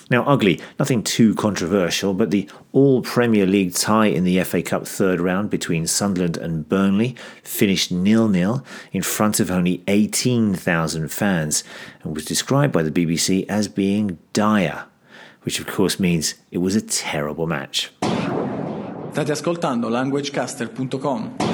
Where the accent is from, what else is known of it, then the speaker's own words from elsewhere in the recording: Greece; I'm from Greece. My favorite team is Olympiacos, and you're listening to languagecaster.com.